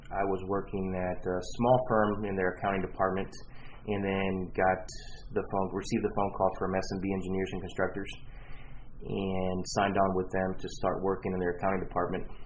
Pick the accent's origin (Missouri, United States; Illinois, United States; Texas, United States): Texas, United States; Houston; Um, well, I'm from Houston, born and raised.